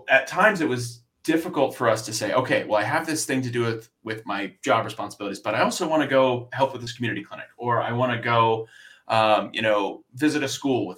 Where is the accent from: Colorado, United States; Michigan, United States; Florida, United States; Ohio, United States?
Florida, United States; South; moved away; also born or lived in Philadelphia; I grew up in Florida, South Florida.